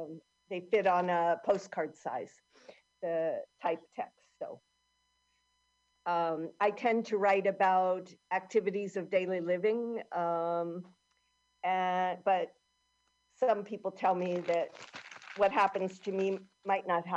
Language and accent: English; Cincinnati, Ohio, United States; moved away as an adult; now in Spain; I live in Spain, by the way, and I've lived here for about 30 some years, and I'm originally from Ohio in the United States, Cincinnati